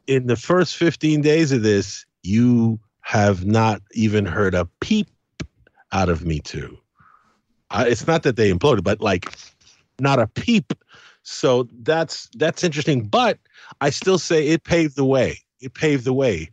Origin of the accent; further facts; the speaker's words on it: United Kingdom; also born or lived in Caribbean; I'm Caribbean, I'm British, I, I've got mixed blood in me